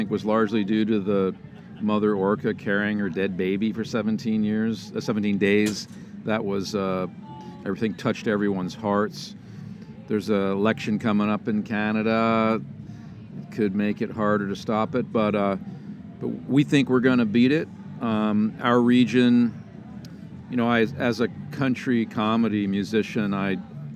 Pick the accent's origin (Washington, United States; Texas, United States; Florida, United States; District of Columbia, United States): Washington, United States; Bellingham; I'm from Bellingham, Washington, and play guitar